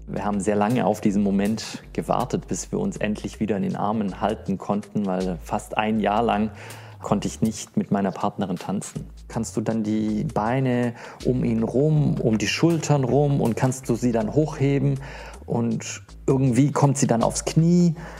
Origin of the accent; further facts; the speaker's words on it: Stuttgart, Baden-Württemberg, Germany; in Stuttgart, meine Heimat